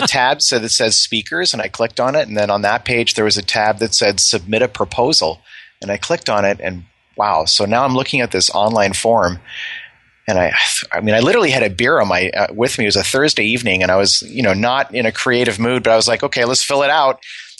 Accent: California, United States; Over there, I was an American from Silicon Valley.

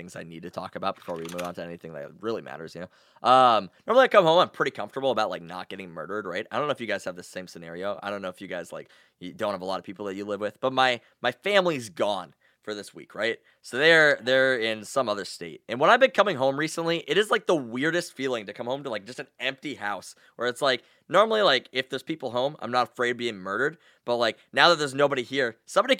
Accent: North Dakota, United States; I'm from North Dakota and I don't know if it's similar in Ohio, but nobody in North Dakota locks their doors

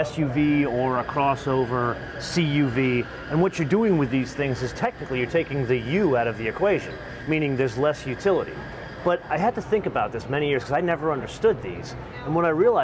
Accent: New York City, New York, United States; I lived here most of my life, actually. I was born here, went to high school on the Upper West Side

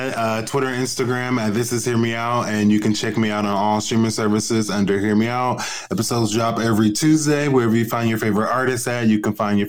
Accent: Portland, Oregon, United States; now in New York, United States; I'm originally from Portland, Oregon. I don't know if you knew that.

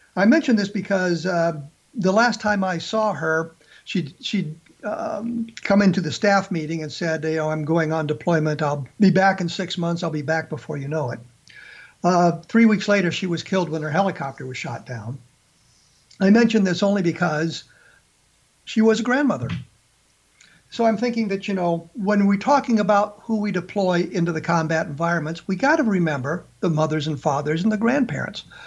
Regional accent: Colorado, United States; as I was growing up in the Colorado area, I actually carried the Rocky Mountain News

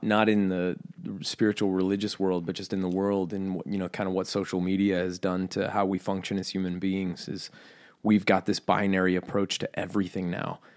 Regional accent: United States; I'm American

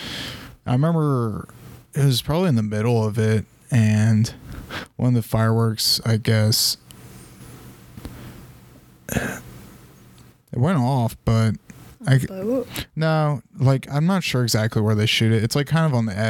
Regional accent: the South, United States; I grew up in the South

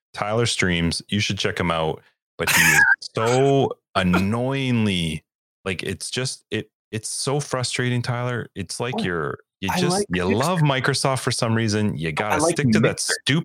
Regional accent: Canada; being a Canadian

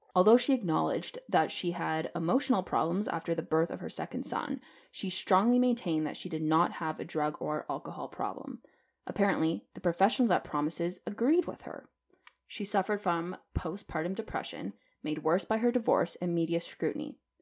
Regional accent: Canada; as a Canadian

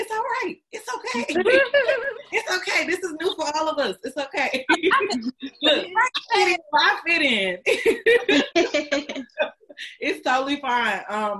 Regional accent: Houston, Texas, United States; also born or lived in Atlanta; And so I came out here from Houston, Texas to Atlanta, Georgia to go to Spelman, and it completely shifted, like, my identity, my power, my authority

